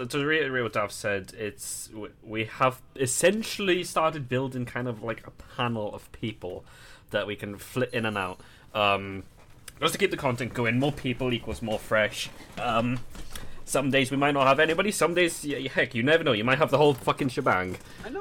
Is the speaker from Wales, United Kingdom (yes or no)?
yes; Wales, United Kingdom; we are three Welsh weebs